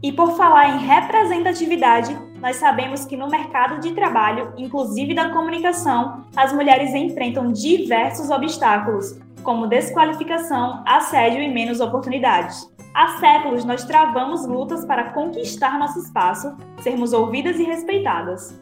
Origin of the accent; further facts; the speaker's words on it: Recife, Pernambuco, Brazil; Eu sou de Recife